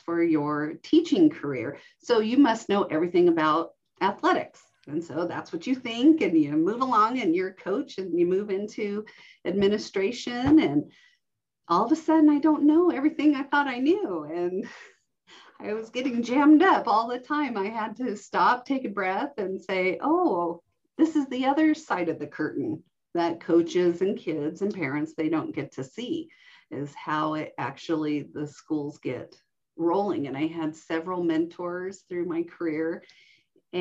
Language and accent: English; Reno, Nevada, United States; I'm an Air Force brat, and so we traveled everywhere until about elementary school, and then we settled in the Reno-Sparks area, and I grew up in Washoe County, going to elementary, middle, and high school.